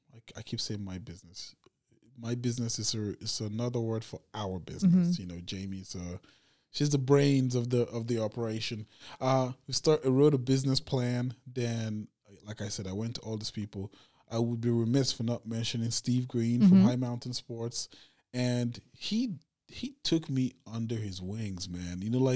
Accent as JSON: {"language": "English", "town": "Abuja", "region": "Federal Capital Territory", "country": "Nigeria", "tie": "born or raised there", "lives_now": "Los Angeles, United States", "said": "But that was always the cool thing is always how I came from Africa, which I grew up in the capital of Nigeria."}